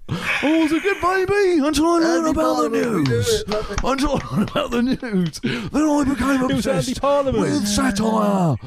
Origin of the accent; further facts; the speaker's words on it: Watford, East of England, United Kingdom; born there; So, I was born in Watford. I was born in Watford, which is just to the northeast of London.